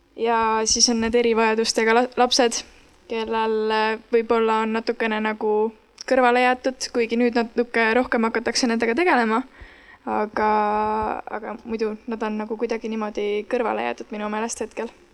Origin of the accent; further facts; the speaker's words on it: Hiiumaa, Hiiu County, Estonia; ma ise olen Hiiumaalt